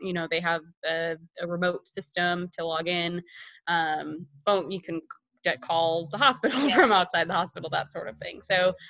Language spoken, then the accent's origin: English; Buffalo, New York, United States; moved away as an adult; also born or lived in Chapel Hill, North Carolina / South Carolina; now in Charlotte, United States; So originally from Buffalo, New York, I went to both undergrad and pharmacy school at the University of North Carolina at Chapel Hill.